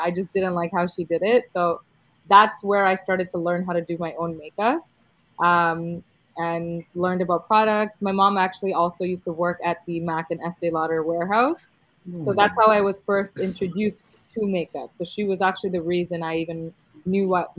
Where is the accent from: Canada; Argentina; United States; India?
Canada; I was actually born here in Canada